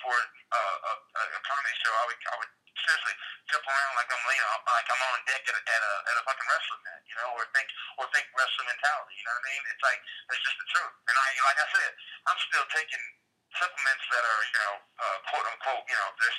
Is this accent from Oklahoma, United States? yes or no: yes; Oklahoma, United States; moved away; I grew up in Oklahoma